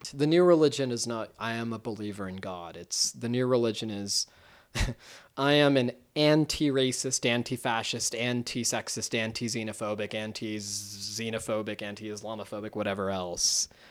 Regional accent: United States; as an American

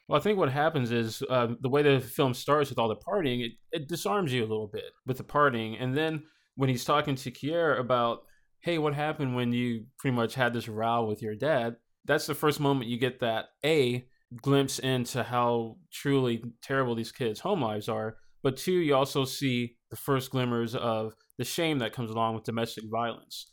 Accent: Nashville, Tennessee, United States; I grew up here in Nashville in the inner city

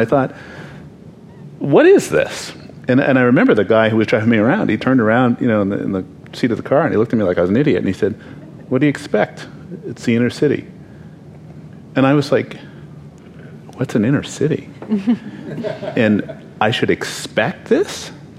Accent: Canada; moved away as an adult; also born or lived in Baltimore, United States / Oakland, United States; now in United States; I grew up in Canada, so I had this sort of world view until I was 22, and then came to the U.S. and I was in East Baltimore

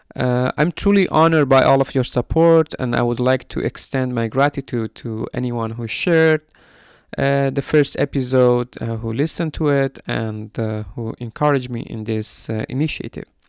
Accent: Mahabad, West Azerbaijan, Iran; in Mahabad, formerly known as Saudi Bloc, uh, which is my hometown

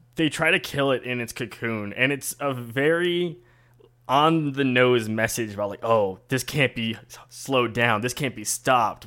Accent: Buenos Aires, Argentina; I'm from Buenos Aires

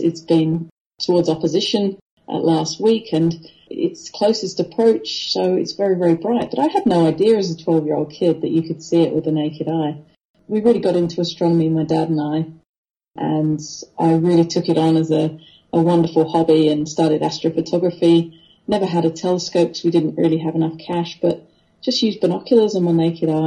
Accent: Wethersfield, East of England, United Kingdom; now in Australia; I grew up amongst nature. And we lived in a little village called Wethersfield, which is just north of London

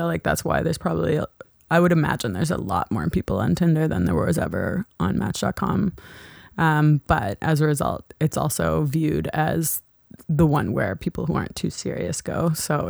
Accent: Halifax, Nova Scotia, Canada; now in Toronto, Canada; I'm from Halifax. Again, from Halifax.

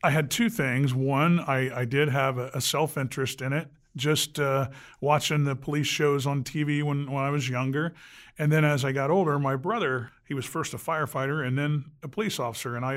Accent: Anderson, Indiana, United States; Grew up right here in Anderson, uh, born in 60

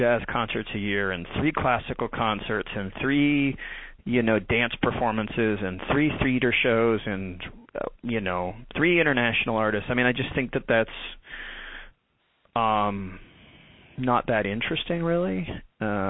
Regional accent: just north of San Francisco, Northern California, United States; also born or lived in Nashville / Africa; now in Durham, United States; I'm from Northern California. I'm from just north of San Francisco

